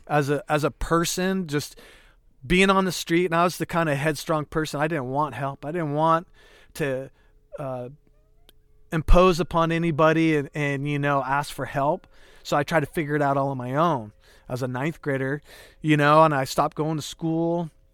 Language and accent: English; Calistoga, California, United States; also born or lived in Hayward, California; growing up in Calistoga and, and living with my mom